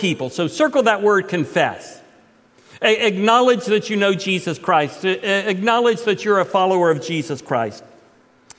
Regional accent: Titusville, Florida, United States; moved away as an adult; I was raised in Titusville from the time I was 5 until Jay Lynn and I left at the age of 20 when I was 23

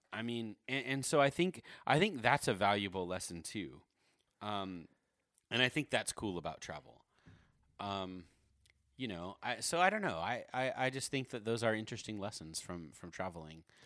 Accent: Corona, California, United States; I grew up in Corona, my, my Corona, California

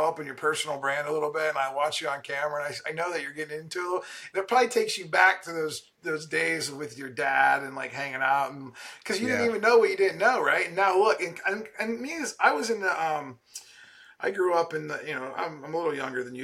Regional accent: Canton, Ohio, United States; I'm from Canton, Ohio

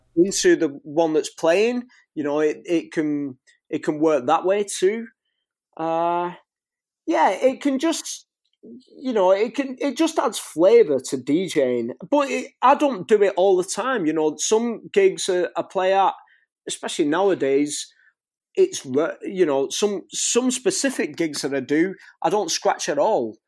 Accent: St Helens, North West England, United Kingdom; accent: Northwest England; now in Warrington, United Kingdom; my hometown, in Saint Helens, and where I live now, in Warrington

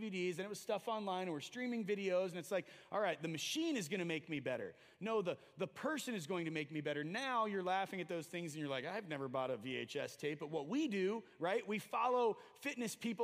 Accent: United States; we as American evangelicals and Christians and Christ followers

